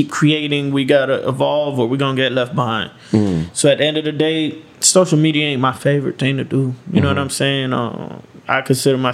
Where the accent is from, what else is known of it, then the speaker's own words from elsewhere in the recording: Cutler Ridge, Florida, United States; also born or lived in Jamaica (ancestry); I'm from Cutler Ridge, down south